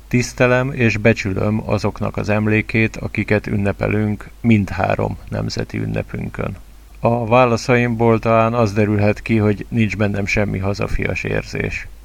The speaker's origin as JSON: {"language": "Hungarian", "country": "Hungary", "first_language": "Hungarian", "said": "Nagyon szeretem a hazámat, Magyarországot"}